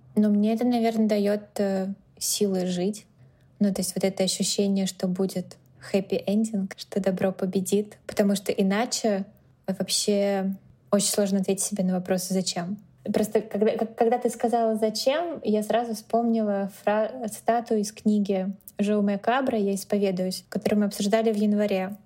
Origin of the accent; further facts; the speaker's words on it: Moscow, Russia; moved away as an adult; also born or lived in San Francisco, United States; now in New York, United States; Москву я люблю бесконечно, это мой родной город и самый любимый город на всей земле